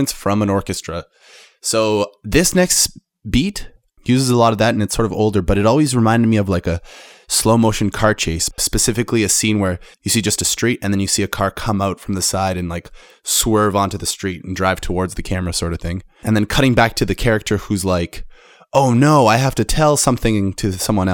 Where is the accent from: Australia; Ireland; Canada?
Canada; I'm a Canadian